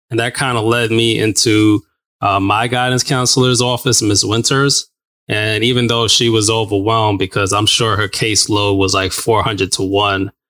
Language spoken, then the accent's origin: English; New Mexico, United States; So I grew up in New Mexico and then just got on a plane went to Alabama